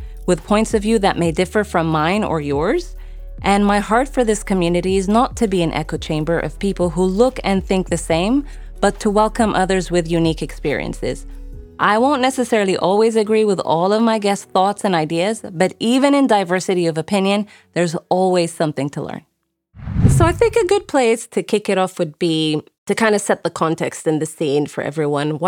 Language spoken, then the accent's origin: English; United Arab Emirates; also born or lived in Sudan; I'm originally from Sudan, but grew up in the Emirates.